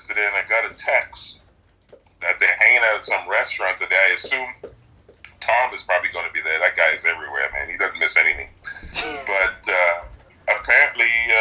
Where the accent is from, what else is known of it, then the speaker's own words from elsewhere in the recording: Trinidad & Tobago; now in Canada; I'm originally from Trinidad